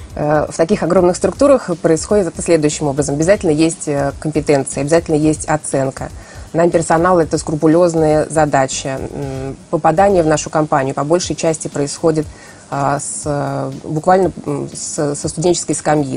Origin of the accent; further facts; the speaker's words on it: Saint Petersburg, Russia; я петербурженка